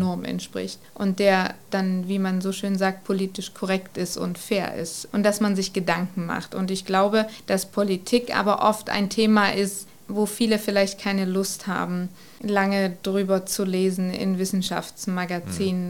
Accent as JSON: {"language": "German", "country": "Germany", "said": "als Deutsche"}